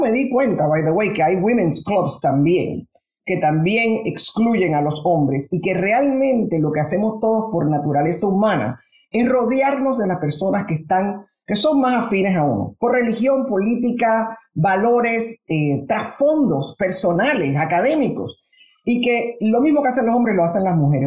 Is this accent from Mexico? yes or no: no; Panama; also born or lived in United States; now in Puerto Rico; Yo nací originalmente en Panamá, mi familia todavía está toda en Panamá. Crecimos en, un ambiente del, de verdad, del Panamá